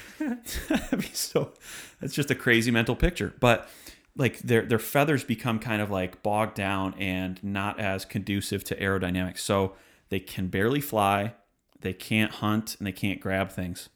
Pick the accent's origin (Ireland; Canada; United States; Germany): United States; Detroit, Michigan; now in Nashville, United States; I come from Detroit, Michigan, the Motor City